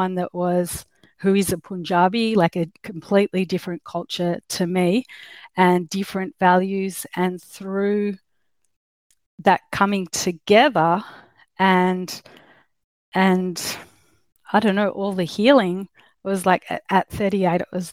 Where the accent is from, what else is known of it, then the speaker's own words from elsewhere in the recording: Australia; accent: Australian; I'm obviously from Australia, you can tell with my accent.